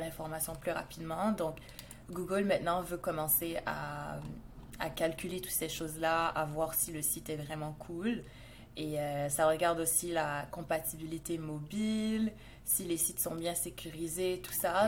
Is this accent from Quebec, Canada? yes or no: yes; Montreal, Quebec, Canada; je viens du Canada, à Montréal